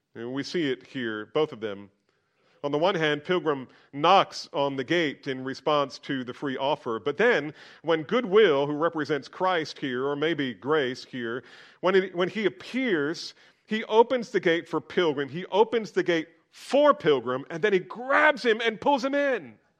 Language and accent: English; United States; being an American